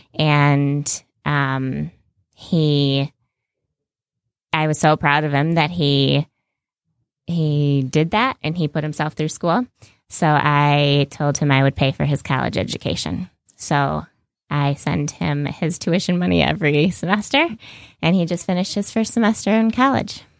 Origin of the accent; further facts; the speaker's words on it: United States; as an American and I'm a young female American